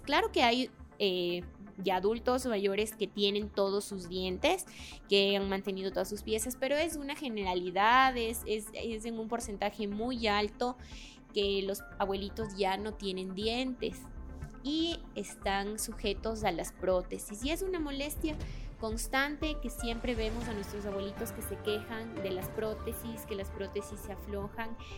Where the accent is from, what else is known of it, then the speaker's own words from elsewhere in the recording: Babahoyo, Los Ríos, Ecuador; moved away as an adult; also born or lived in Guaranda; nací en Guaranda, pero crecí en Babahoyo y estudié. Y yo digo siempre que soy de Babahoyo